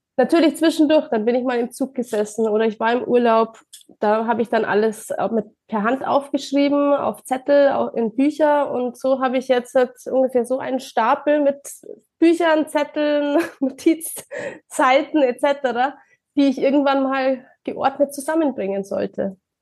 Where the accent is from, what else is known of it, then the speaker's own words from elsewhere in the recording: Ingolstadt, Bavaria, Germany; ich komme aus Bayern, aus der schönen Ingolstadt